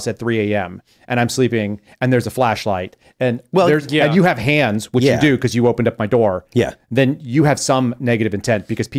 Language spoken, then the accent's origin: English; Texas, United States; So that's also terrifying because I grew up in Texas.